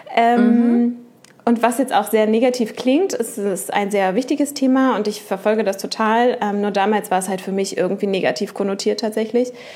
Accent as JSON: {"language": "German", "town": "Uelzen", "region": "Lower Saxony", "country": "Germany", "tie": "born or raised there", "also_born_or_lived": "Hannover / Duisburg / Düsseldorf", "moved": "as an adult", "said": "Ich bin in Uelzen geboren, falls das jemand von denen da draußen kennt. Ich habe dort 19 mhm. Jahre gewohnt"}